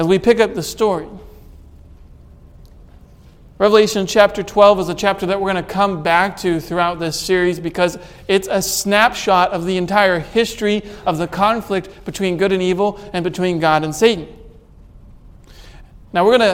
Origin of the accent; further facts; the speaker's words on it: United States; as American citizens